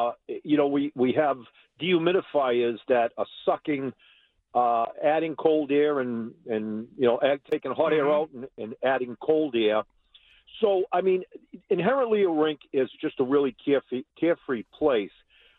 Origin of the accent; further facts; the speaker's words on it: Boston, Massachusetts, United States; I grew up in one in East Boston